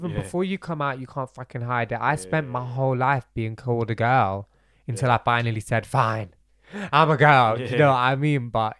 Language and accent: English; Bradford, Yorkshire and the Humber, United Kingdom; born there; my parents were born and raised in Bradford. I was born in Bradford.